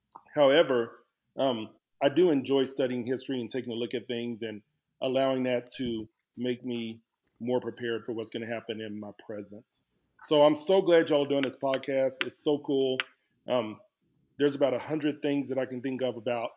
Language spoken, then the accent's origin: English; Dallas, Texas, United States; moved away as an adult; now in Lubbock, United States; I was born and raised in Dallas, Texas.